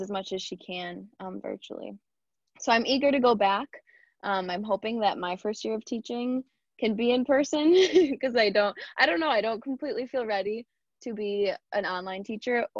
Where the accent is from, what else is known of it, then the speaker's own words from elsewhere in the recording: Sterling Heights, Michigan, United States; also born or lived in Ann Arbor, Michigan; I grew up in Sterling Heights, which is very close by.